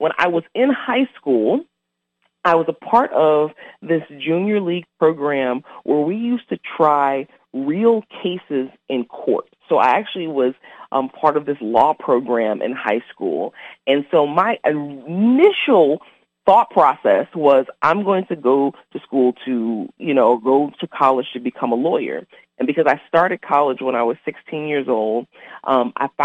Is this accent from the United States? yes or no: yes; New Orleans, Louisiana, United States; I'm originally from New Orleans, Louisiana.